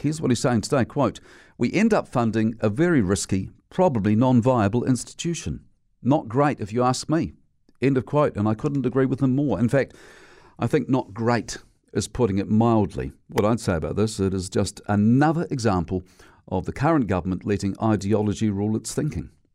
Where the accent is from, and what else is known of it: New Zealand